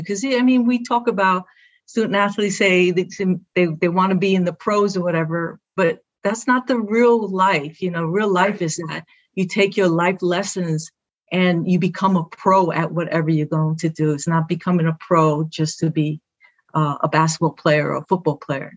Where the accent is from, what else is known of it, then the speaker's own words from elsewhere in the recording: New York City, New York, United States; first language Spanish; English is a second language; I'm from Brooklyn